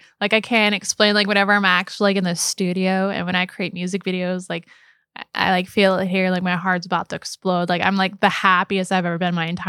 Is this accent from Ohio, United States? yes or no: no; Missouri, United States; We're originally from Missouri.